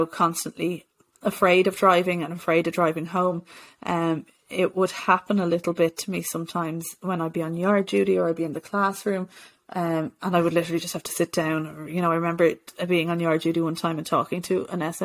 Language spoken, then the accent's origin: English; Bray, County Wicklow, Ireland; I was living at home with my parents in Bray